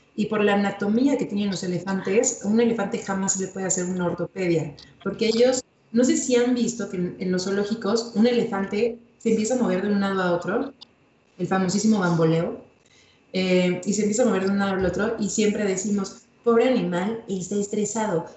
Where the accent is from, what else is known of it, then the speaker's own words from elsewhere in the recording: Mexico; como mexicanos